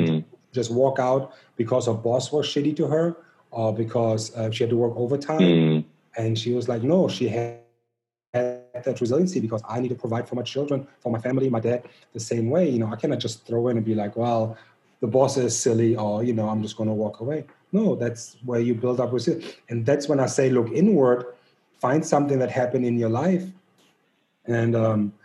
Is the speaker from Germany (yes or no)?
yes; Germany; moved away as an adult; also born or lived in Missouri; now in United States; growing up in Germany